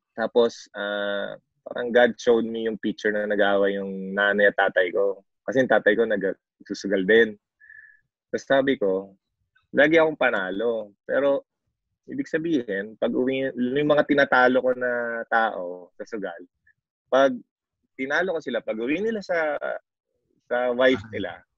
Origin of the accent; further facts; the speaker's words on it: Orion, Central Luzon, Philippines; dito sa Orion, dito sa hometown ko